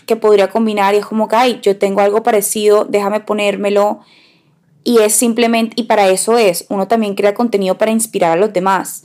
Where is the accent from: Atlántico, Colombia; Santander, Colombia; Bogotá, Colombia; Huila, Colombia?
Atlántico, Colombia; Barranquilla; Nosotras crecimos en Barranquilla